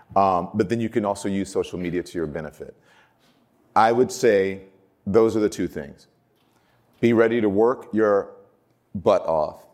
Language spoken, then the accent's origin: English; Baton Rouge, Louisiana, United States; moved away as an adult; now in New York City, United States; I grew up in Baton Rouge, Louisiana